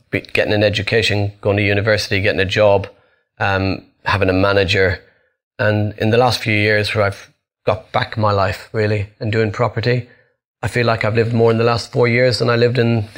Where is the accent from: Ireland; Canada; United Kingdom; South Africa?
Ireland; I'm Irish and we build houses